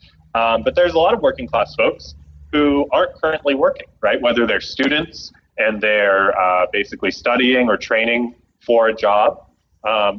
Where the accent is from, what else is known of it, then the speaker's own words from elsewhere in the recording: Canada; moved away; my home country, Canada